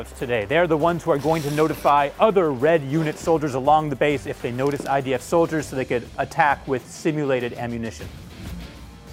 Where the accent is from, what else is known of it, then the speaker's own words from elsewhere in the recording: Chicago, Illinois, United States; my hometown of Chicago